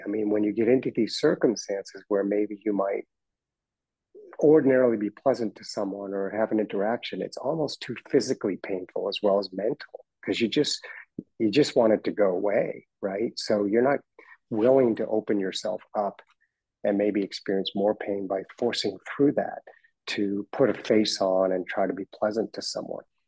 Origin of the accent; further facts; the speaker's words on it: Boston, Massachusetts, United States; moved away as an adult; also born or lived in Dedham, Massachusetts / London; now in Florida, United States; I grew up in Boston.